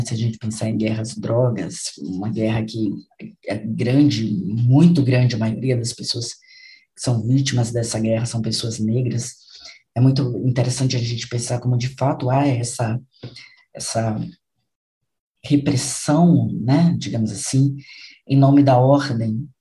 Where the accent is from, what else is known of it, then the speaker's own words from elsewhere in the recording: Brazil; nós que somos brasileiros